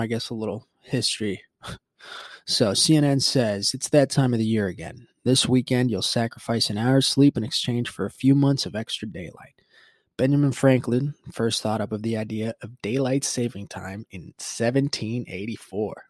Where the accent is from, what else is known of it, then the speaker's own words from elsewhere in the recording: Puerto Rico; moved away; growing up in Puerto Rico, what I remember was yeah, we never had the daylight savings time